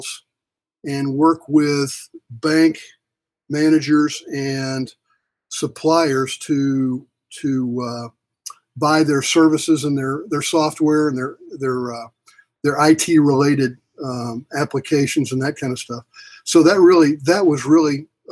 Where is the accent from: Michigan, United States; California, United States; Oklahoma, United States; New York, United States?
Oklahoma, United States; Oklahoma City; I grew up in Oklahoma City